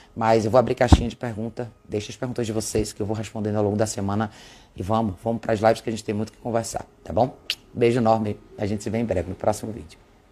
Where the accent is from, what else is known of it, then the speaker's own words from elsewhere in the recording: Brazil; como brasileiros